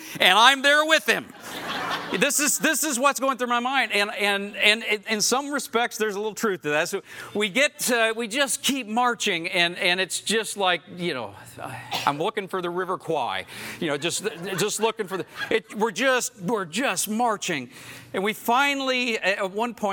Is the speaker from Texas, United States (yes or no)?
no; Oklahoma, United States; I grew up in Oklahoma